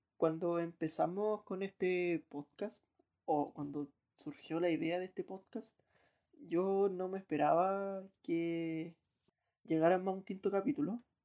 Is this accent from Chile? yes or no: yes; Chile; si soy chileno, estoy en Chile, pongo y estoy en Chile